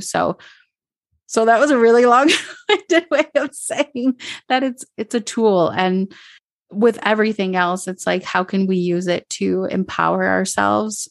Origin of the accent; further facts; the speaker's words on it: Minnesota, United States; now in Medellín, Colombia; I grew up in Minnesota, so in the suburbs, there wasn't a lot of diversity